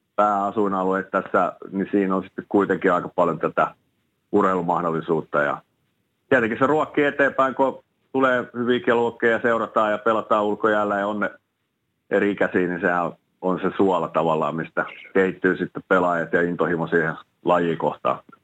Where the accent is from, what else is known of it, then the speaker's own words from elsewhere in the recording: Espoo, Uusimaa, Finland; moved away as an adult; also born or lived in Turku / Dallas; mä pidän kuitenkin ylpeä, ylpeänä sitä, että mä oon Espoossa kasvanut